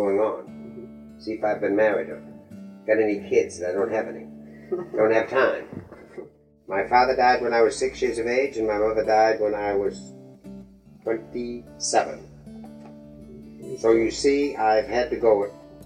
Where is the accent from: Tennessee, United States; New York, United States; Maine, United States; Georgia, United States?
Maine, United States; Waterville; also born or lived in Waldoboro, Maine; I am a native state of Maine, born in Waterville, March 24th, 1919